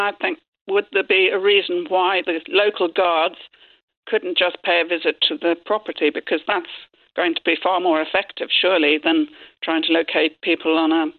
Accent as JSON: {"language": "English", "town": "Cork", "region": "Munster", "country": "Ireland", "said": "Yeah, I come from Cork, yeah."}